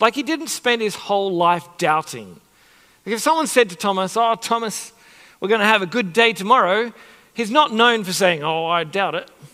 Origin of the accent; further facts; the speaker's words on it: Sydney, New South Wales, Australia; when I was younger, growing up in Sydney